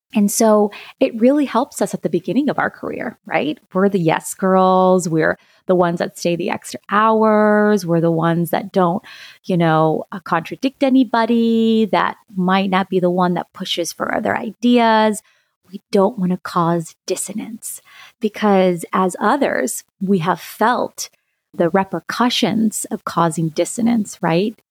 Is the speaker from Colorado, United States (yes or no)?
no; Lima, Ohio, United States; also born or lived in Santiago, Chile; I'm originally from Santiago, Chile, and I grew up in a small town in, in Ohio, in Lima